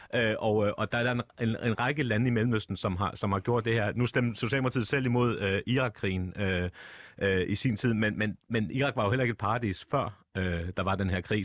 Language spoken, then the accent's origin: Danish; Copenhagen, Capital Region of Denmark, Denmark; accent: Copenhagen; jeg er født og opvokset på Nørrebro